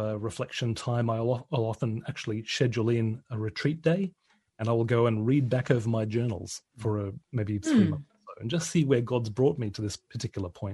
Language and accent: English; Australia; now in United Kingdom; my home country of Australia